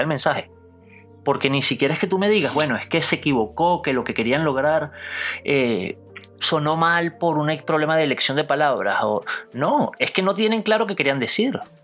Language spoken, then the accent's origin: Spanish; Venezuela; born or raised there